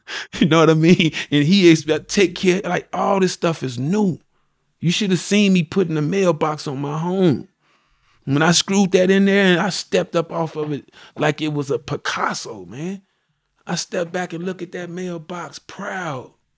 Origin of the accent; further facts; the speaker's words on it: Chicago, Illinois, United States; also born or lived in Greenwood, Mississippi; I came to Chicago at the age of, uh, I was about a little over a year, little over a year. I grew up on the west side